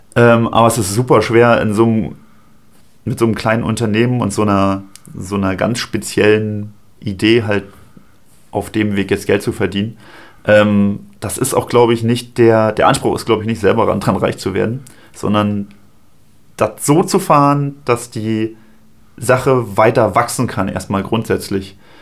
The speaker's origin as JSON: {"language": "German", "town": "Strausberg", "region": "Brandenburg", "country": "Germany", "tie": "born or raised there", "said": "Bei uns zu Hause, in meinem, in meinem Heimatort. Ja. In Strausberg"}